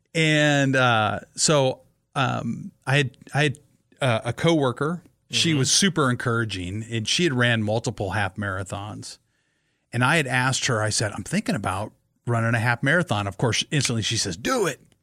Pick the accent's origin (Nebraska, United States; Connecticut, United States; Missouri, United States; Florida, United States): Nebraska, United States; Kearney; I grew up in Kearney, Nebraska